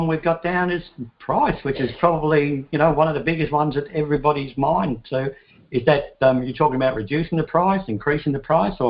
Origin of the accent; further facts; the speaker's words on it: Ireland; moved away; I come from Ireland, had enough of it there, so I like the hot weather.